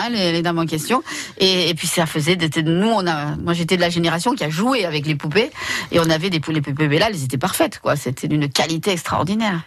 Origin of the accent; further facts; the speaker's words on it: the South, south of France, France; je suis du sud.